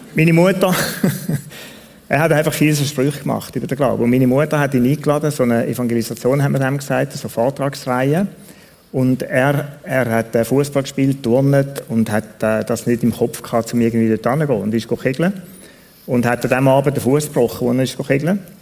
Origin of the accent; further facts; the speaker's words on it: Switzerland; Ich bin in Tunia aufgewachsen zum grossen Teil